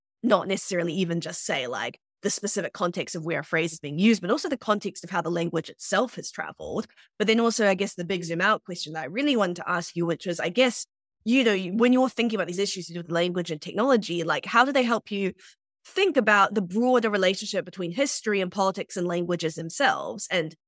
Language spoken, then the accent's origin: English; Sierra Leone; Spent a couple of years growing up in Sierra Leone, which speaks a pidgin English called Krio.